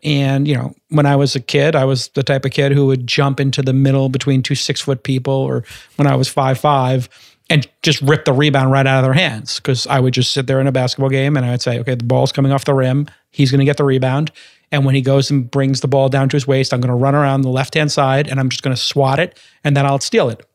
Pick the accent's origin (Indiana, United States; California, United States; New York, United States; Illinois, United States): New York, United States; New York City; I'm a kid from Brooklyn